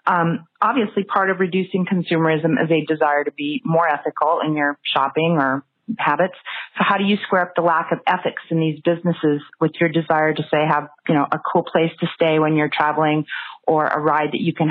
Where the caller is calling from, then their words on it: Los Angeles, California, United States; I'm calling from Los Angeles.